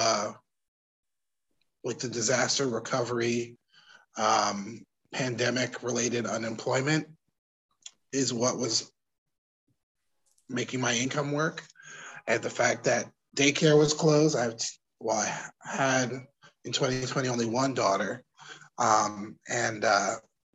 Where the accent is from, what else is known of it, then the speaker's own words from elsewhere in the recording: New York City, New York, United States; I grew up in Crown Heights